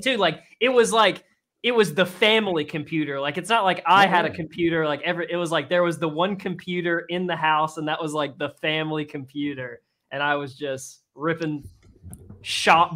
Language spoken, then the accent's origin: English; Possum Town, Tennessee, United States; I'm not even from Lebanon, Tennessee. I'm from Possum Town, Tennessee, which is right outside of Lebanon, Tennessee